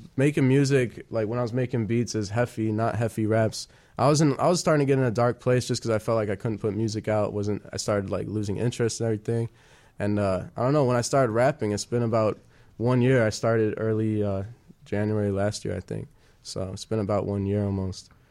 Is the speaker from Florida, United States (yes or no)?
no; Wheeling, Illinois, United States; I'm from Wheeling